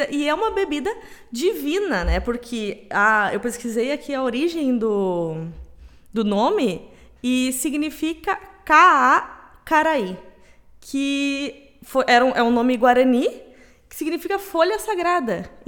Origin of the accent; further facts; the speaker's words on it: Rio Grande do Sul, Brazil; also born or lived in Santa Maria; Mas quem é daqui sabe que tem muitos outros comportamentos que nos conectam